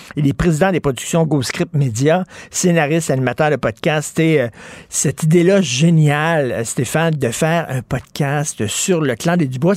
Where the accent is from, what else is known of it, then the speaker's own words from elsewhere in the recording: Montreal, Quebec, Canada; J'ai grandi à Verdun dans les années 70